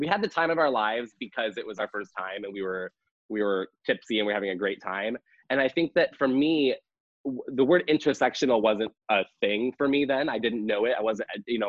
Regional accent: Hebron, Illinois, United States; also born or lived in Champaign, Illinois; growing up in Hebron, Illinois, which was a I didn't want to use the word predominantly, like a pretty much all white, small farm town in Illinois

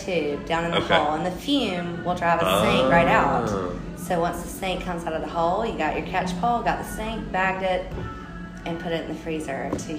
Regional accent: Plains, Georgia, United States; moved away as an adult; also born or lived in Columbia, South Carolina; now in Charleston, United States; No, I'm from Georgia.

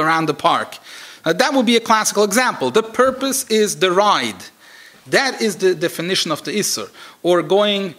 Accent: Switzerland; moved away; I come from Switzerland

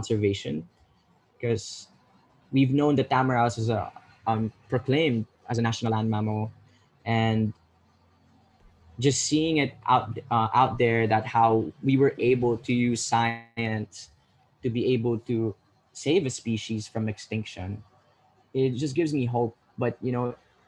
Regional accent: Philippines; me as a Filipino

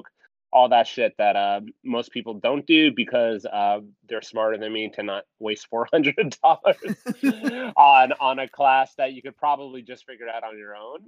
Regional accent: Tampa, Florida, United States; moved away as an adult; now in Arlington, Virginia, United States; I'm currently in Arlington, Virginia, and originally from Tampa

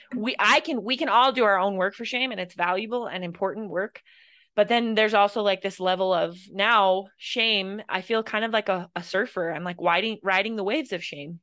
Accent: Idaho, United States; I grew up in Idaho

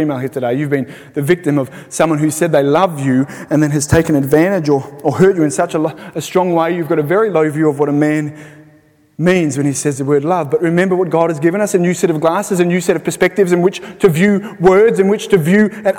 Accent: Sydney, New South Wales, Australia; moved away as an adult; now in Belfast, United Kingdom; We're from Sydney.

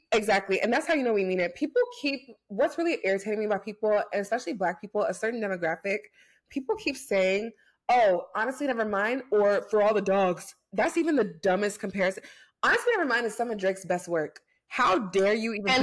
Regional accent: United States; I'm American

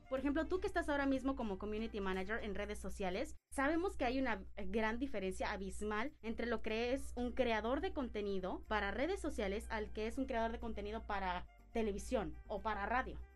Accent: Dominican Republic; moved away as an adult; also born or lived in Mexico; now in Cancún, Mexico; yo vengo de República Dominicana, yo llegué aquí a Cancún, a México nuevamente, que fue el lugar que me vio nacer, pero no crecer

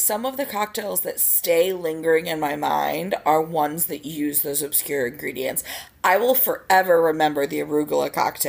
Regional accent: Florida, United States; I did take Spanish in high school and I grew up in Florida

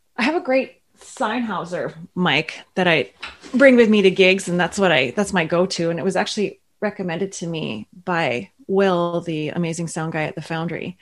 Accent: Ottawa, Ontario, Canada; also born or lived in Toronto; now in Thunder Bay, Canada; I'm originally from Ottawa

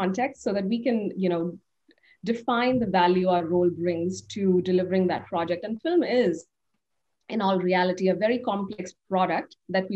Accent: India; now in United States; I grew up in India, and growing up, I was consuming a lot of international content

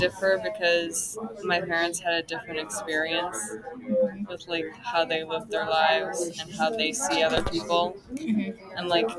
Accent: Roseville, California, United States; first language Russian; English is a second language; I grew up in California, the same place I am right now.

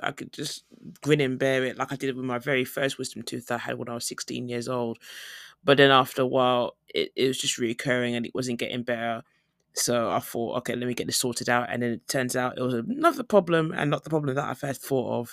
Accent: United Kingdom; moved away as an adult; now in South Korea; I'm flying from Korea to home, like, back in the U K

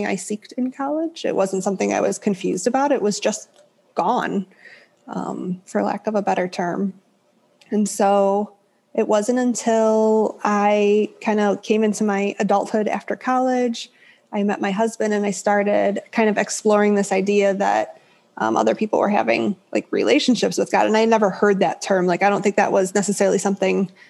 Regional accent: Chicago, Illinois, United States; moved away as an adult; now in Idaho, United States; I'm from Chicago all my life up until recently

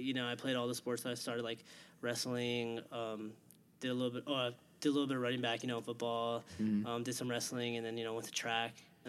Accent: Hawaiian Gardens, California, United States; moved away as an adult; I'm from California, so I'm from LA, the LA area. I'm from, like, actually, technically, I'm from the smallest city in the LA county. Mm-hmm. From Hawaiian Gardens, California, but it's, like, right next to Long Beach

